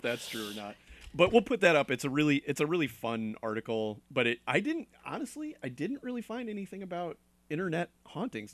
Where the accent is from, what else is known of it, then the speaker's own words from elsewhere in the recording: Connecticut, United States; moved away; I'm from Connecticut, and there's a lot of old places